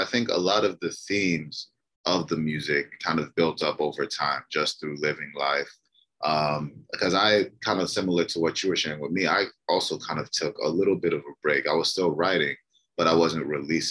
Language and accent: English; Maryland, United States; also born or lived in Detroit, Michigan; I was born in Detroit, but I was actually raised in Maryland